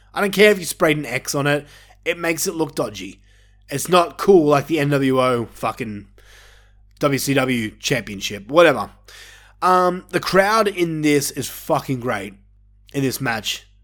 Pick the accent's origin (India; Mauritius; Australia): Australia; me being an Australian myself